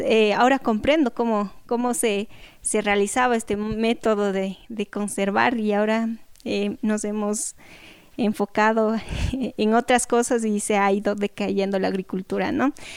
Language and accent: Spanish; Cañar, Ecuador; Cañar, de donde yo soy